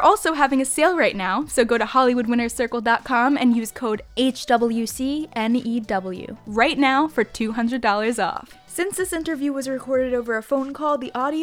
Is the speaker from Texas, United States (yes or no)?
no; New York, United States; I'm a New Yorker